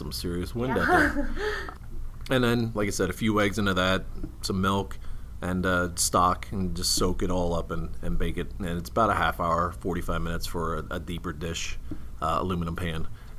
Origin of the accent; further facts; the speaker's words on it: East Coast, United States; I came from the East Coast, but nah, I don't want that.